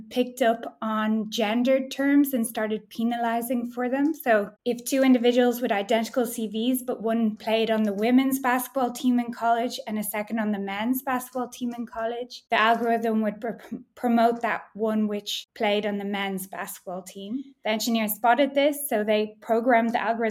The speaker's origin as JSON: {"language": "English", "country": "Ireland", "also_born_or_lived": "Amsterdam, Netherlands", "moved": "yes", "lives_now": "Berlin, Germany", "said": "I'm from Ireland originally, but now work in Berlin"}